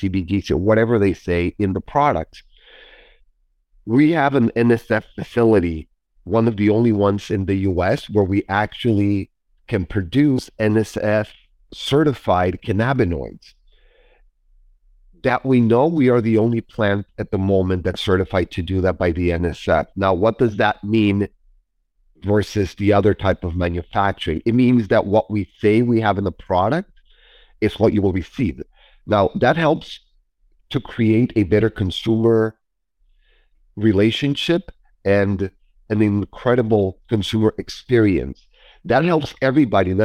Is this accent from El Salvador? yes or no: no; Mexico; moved away; I was born and raised in Mexico